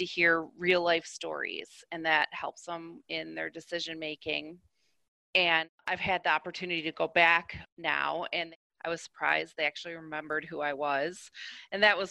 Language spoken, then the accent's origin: English; Michigan, United States; I'm from the Midwest area and I originally came from Michigan